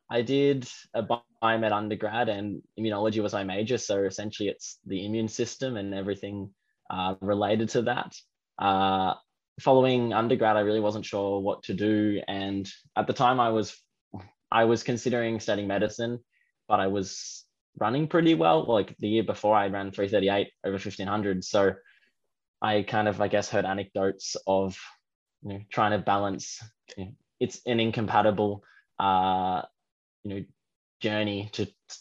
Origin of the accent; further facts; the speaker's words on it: Geelong, Victoria, Australia; growing up in Geelong is all I know. I went to kindergarten, primary school, and high school in Geelong